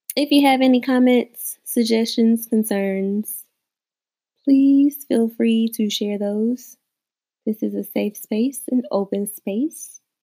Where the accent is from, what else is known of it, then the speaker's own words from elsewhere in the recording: the South, United States; I am a woman from the South